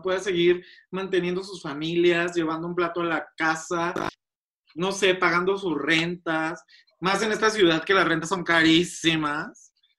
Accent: Mexico; Somos México, somos un país latinoamericano

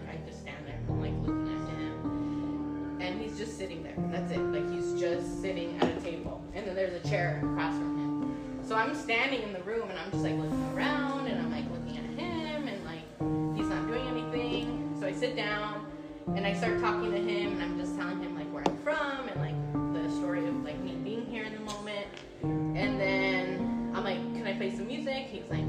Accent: Oxnard, California, United States

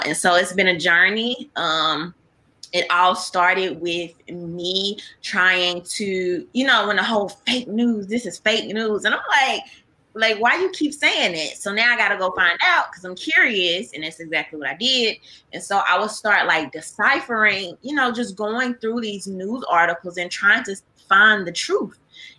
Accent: Mississippi, United States; I am from Mississippi.

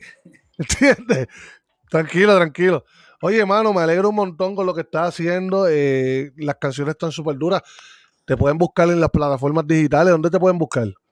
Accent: Puerto Rico; moved away; yo cuando estaba en Puerto Rico

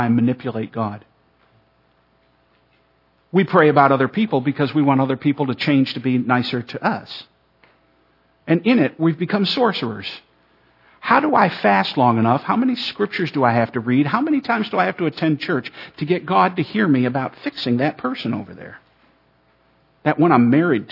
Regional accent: Ireland; I'm Irish

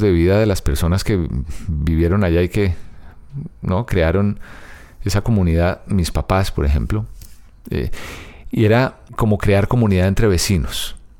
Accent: Bogotá, Colombia; Niza Antigua, que fue, así se llama el barrio donde yo nací y crecí

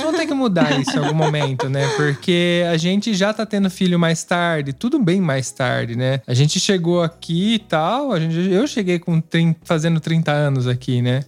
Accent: Brazil; moved away as an adult; now in Italy; a gente vem do Brasil

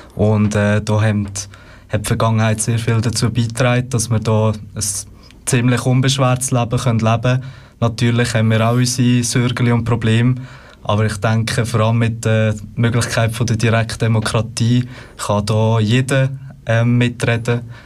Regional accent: Lucerne, Switzerland; bin aus Luzern, bin dort äh, im Stadtparlament

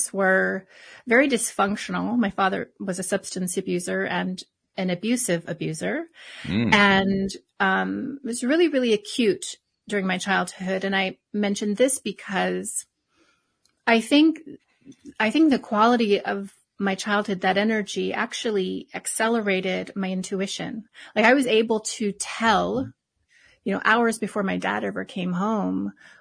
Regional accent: Hawaii, United States; I was born and raised in Hawaii

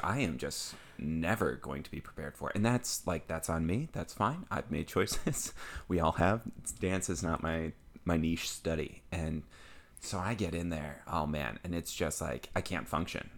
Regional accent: Midwest, United States; I'm from the Midwest

